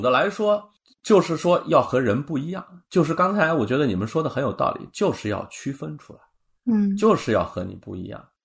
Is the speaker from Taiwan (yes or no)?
no; China; 我们中国人的理念中